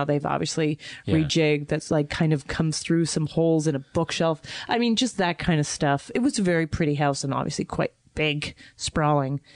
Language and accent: English; Canada; now in New York, United States; I am Canadian